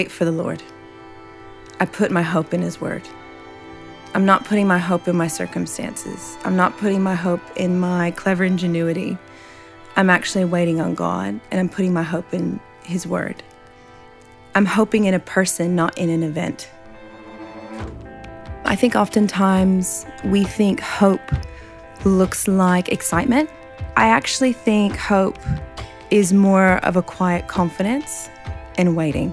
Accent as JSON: {"language": "English", "country": "United States", "moved": "as an adult", "lives_now": "Sydney, Australia", "said": "I'm from America, and moved to Sydney, Australia, came to college"}